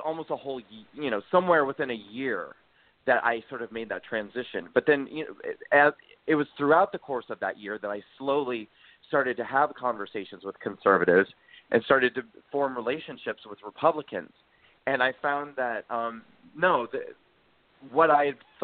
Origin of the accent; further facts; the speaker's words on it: Nebraska, United States; moved away as an adult; also born or lived in New York City; I grew up in Nebraska, and I moved to New York to pursue acting and singing.